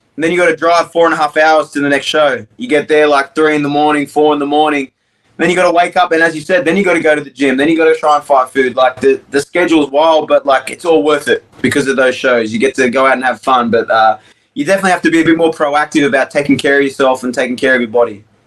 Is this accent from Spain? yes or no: no; Australia; I'm as Australian as it comes